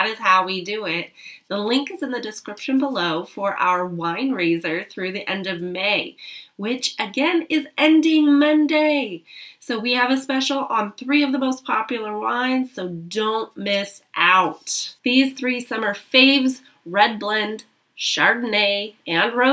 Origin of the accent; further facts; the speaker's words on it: United States; Being here in America, being American